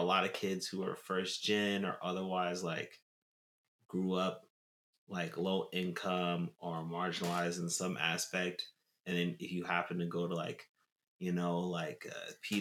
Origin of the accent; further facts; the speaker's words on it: Tulsa, Oklahoma, United States; now in New York, United States; when I was growing up in Tulsa, Oklahoma